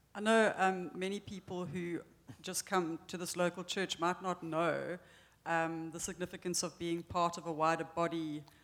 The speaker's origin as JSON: {"language": "English", "town": "Cape Town", "region": "Western Cape", "country": "South Africa", "moved": "as an adult", "lives_now": "New Hampshire, United States", "said": "First of all, yes, we are from South Africa, but in particular, we're from Cape Town"}